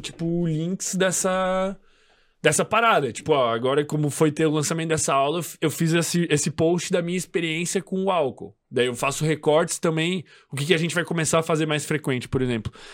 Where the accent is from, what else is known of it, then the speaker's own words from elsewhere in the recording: Florianópolis, Santa Catarina, Brazil; a gente é de Floripa